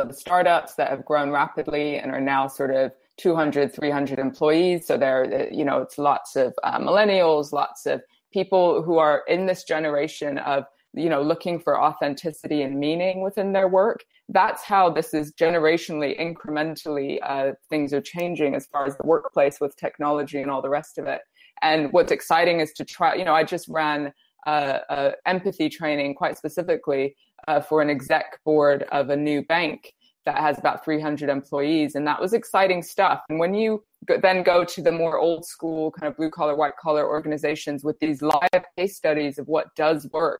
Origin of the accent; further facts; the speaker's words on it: India; also born or lived in Brazil; I grew up in India and Brazil, and I spent time in Russia and Kenya and all over Europe.